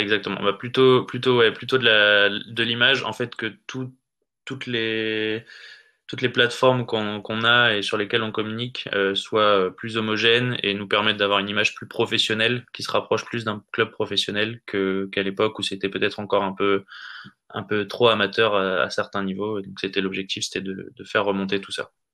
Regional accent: Nord, Hauts-de-France, France; moved away; moi je suis originaire du Nord à l'origine

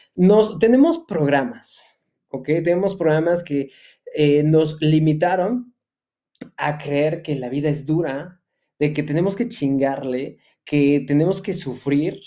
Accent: Mexico; soy empresario mexicano

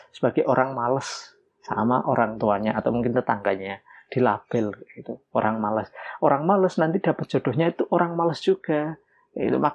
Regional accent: Java, Indonesia; karena saya lahir dan besar di Jawa, ya tahunya memang mitos yang ada di sekitar Jawa

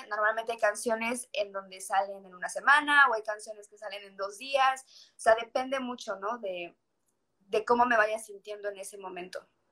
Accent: Mérida, Yucatán, Mexico; also born or lived in Cuernavaca, Morelos; soy una cantautora de aquí, de Mérida, Yucatán. Nací en Cuernavaca, Morelos, pero tengo mucho, mucho tiempo viviendo aquí en Mérida

